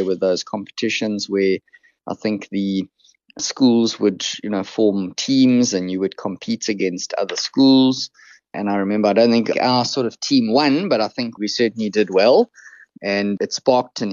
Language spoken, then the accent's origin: English; Krugersdorp, Gauteng, South Africa; I sort of grew up on the West Rand. Probably many of your listeners have never heard of the place, Krugersdorp